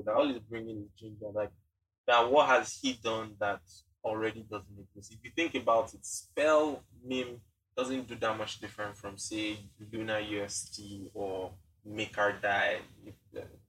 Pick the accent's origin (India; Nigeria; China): Nigeria; we have to go through being Nigerian.